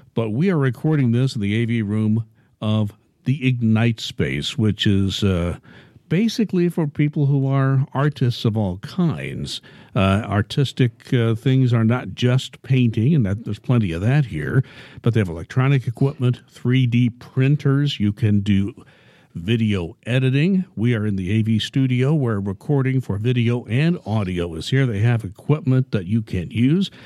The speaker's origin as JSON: {"language": "English", "town": "Indianapolis", "region": "Indiana", "country": "United States", "tie": "born or raised there", "said": "I grew up in Indianapolis"}